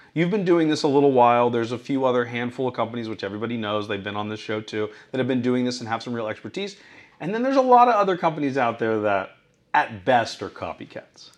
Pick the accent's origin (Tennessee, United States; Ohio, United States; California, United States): California, United States; Newport Beach; moved away; office in Newport Beach, which is my hometown.